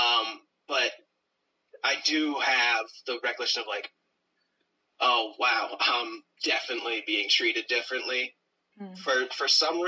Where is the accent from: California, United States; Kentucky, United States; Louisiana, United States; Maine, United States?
Maine, United States; Brewer; In Brewer, where I grew up in Brewer, Maine, we were the only black family, really.